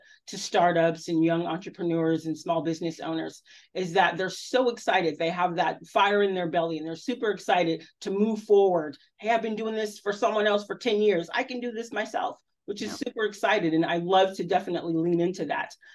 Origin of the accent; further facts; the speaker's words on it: Southern California, United States; moved away as an adult; I'm from Southern California